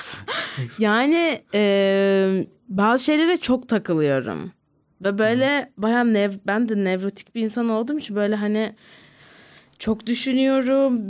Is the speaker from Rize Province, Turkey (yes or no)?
no; Ankara, Turkey; Bilkent'te büyüdüm.